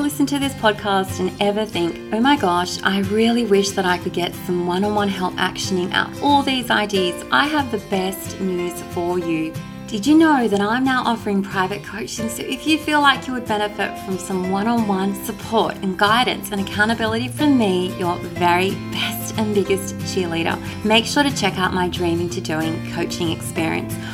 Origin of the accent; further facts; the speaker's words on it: Sydney, New South Wales, Australia; in Sydney, my hometown